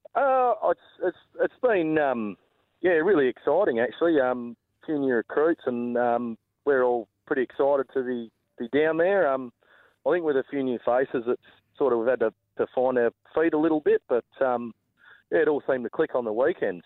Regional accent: Pemberton, Western Australia, Australia; moved away; also born or lived in Bunbury; it's obviously my um, my hometown

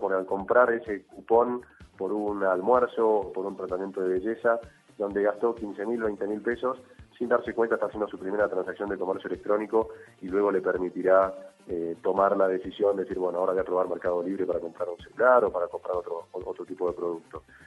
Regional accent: Colombia; somos los colombianos

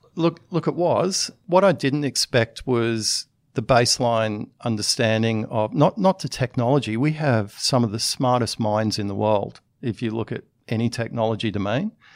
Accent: Australia; moved away as an adult; also born or lived in United States; as an Australian, I cared a lot about that enough to come back into the country

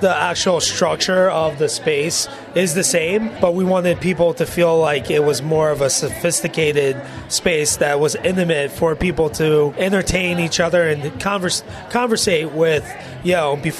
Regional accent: Philadelphia, Pennsylvania, United States; I am a Philly guy.

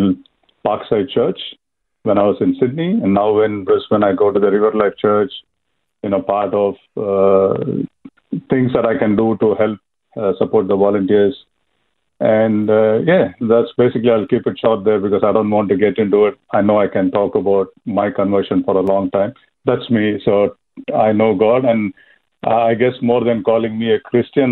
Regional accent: India; moved away as an adult; now in Australia; I'm from India, so born for Hindu parents. I came to Australia in 92

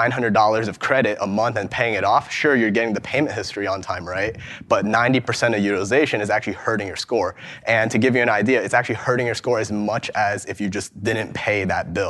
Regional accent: Ohio, United States; I'm from Ohio

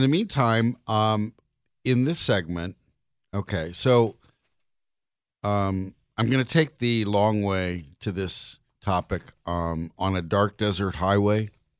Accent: Los Angeles, California, United States; It's where I grew up. I grew up in the Valley. I'm a Valley boy.

